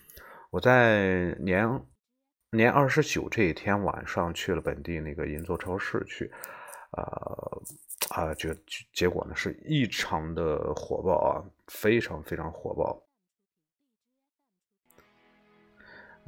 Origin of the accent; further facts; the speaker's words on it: China; 明天呢就是就是这个我们中国人最重要的一个节日，在一年当中最重要的一个节日就是春节啊。